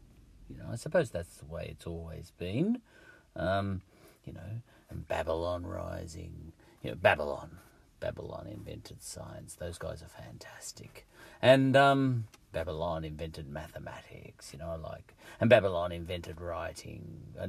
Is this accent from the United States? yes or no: no; England, United Kingdom; is this because I'm English that I think Wilberforce and his, you know, his lot started the ball rolling, you know?